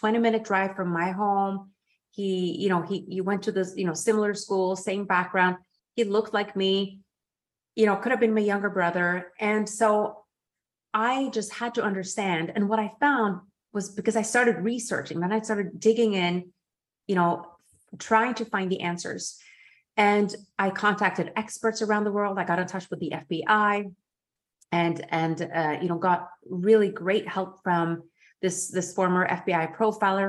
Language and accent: English; Norway; moved away; also born or lived in Geneva; in Norway, in my home country. I was living in Geneva